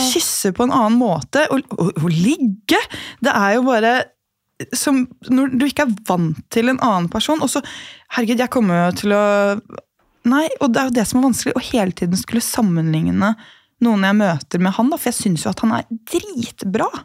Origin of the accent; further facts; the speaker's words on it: Gol, Buskerud, Norway; moved away; jeg hadde bodd hjemme på Gol